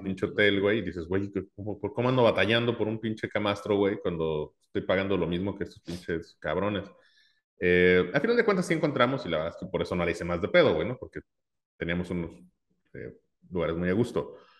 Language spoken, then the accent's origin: Spanish; Mexico; soy mexicano